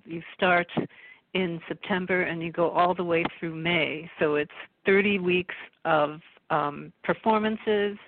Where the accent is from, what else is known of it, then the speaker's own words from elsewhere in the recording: Detroit, Michigan, United States; I grew up in Detroit